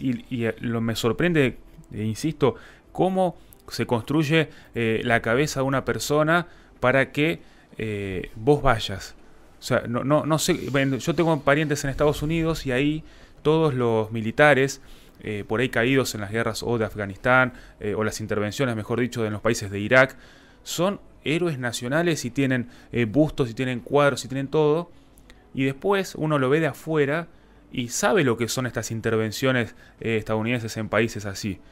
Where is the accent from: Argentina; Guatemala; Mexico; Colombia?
Argentina; Nosotros como Argentina